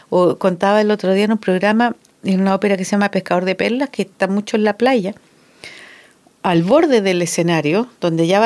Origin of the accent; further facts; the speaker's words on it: Santiago, Santiago Metropolitan, Chile; moved away; cuando yo vivía en Santiago, y yo soy santiaguina.